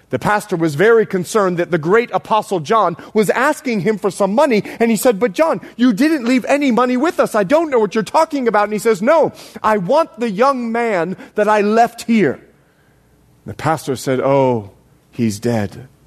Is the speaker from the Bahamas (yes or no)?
yes; Bahamas; now in United States; I'm more Bahamian than I am American. I put this accent on for you people. now, listen. when I moved over from the Bahamas, I couldn't say dis, dat, and the other.